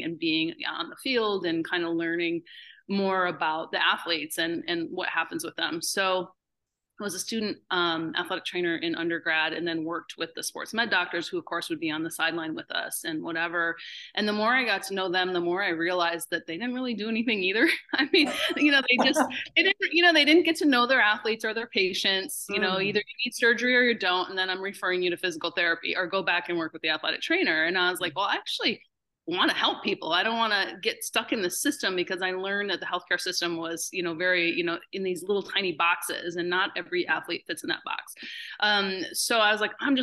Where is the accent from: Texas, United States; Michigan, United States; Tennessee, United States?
Michigan, United States; Upper Peninsula; I'm from the Upper Peninsula, Michigan. That's a thing, right? If you don't know about it, I'm a Youper, and that's a thing. And so I grew up playing outside